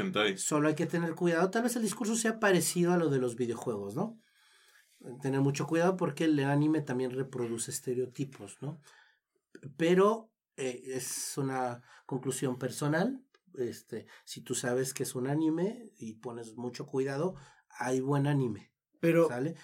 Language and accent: Spanish; Mexico